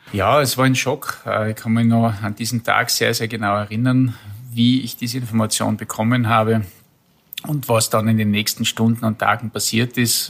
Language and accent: German; Kitzbühel District, Tyrol, Austria; Ich komme ja aus dem Bezirk Kitzbühel